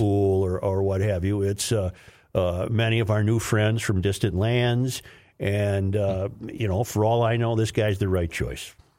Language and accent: English; Saint Paul, Minnesota, United States; old Saint Paul eye like me